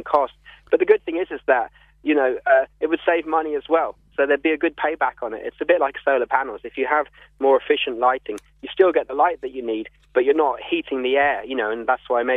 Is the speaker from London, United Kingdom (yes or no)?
yes; London, United Kingdom; also born or lived in Dublin; now in Cape Clear, Ireland; I'm from London, although we came here from Dublin.